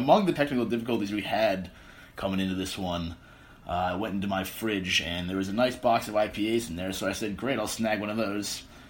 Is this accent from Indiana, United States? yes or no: no; Albany, New York, United States; now in Maryland, United States; I actually am from New York originally, but which may sound weird being a Boston fan, but it's upstate outside of this little town called Albany.